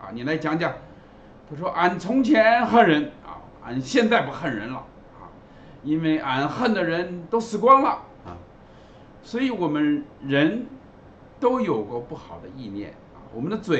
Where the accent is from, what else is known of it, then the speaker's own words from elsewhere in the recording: China; 圣经里所讲的罪呢，跟我们中国人所定义的罪呢是不一样的啊。